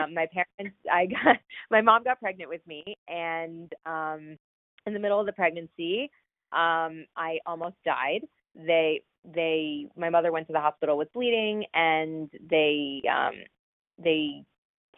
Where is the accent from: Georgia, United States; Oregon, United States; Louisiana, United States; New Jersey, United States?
New Jersey, United States; northern; also born or lived in Boston; So I grew up in northern New Jersey, about 30 minutes outside of Manhattan.